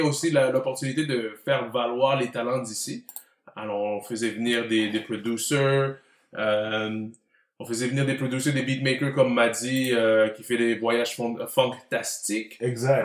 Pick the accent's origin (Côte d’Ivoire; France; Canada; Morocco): Canada; Montreal, Quebec; j'ai grandi à Côte-des-Neiges, euh, fier représentant de CDN, et puis euh, c'est la maison.